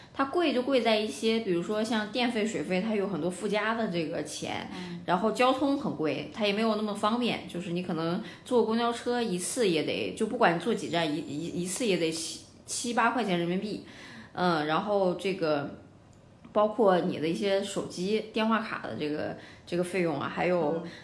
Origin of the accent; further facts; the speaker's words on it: Dalian, Liaoning, China; also born or lived in Nantes, France; 我家乡就大连